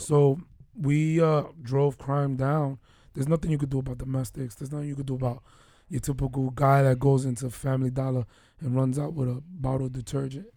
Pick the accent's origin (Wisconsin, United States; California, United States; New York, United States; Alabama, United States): New York, United States; New York City; moved away; also born or lived in Baltimore; we're two guys from New York City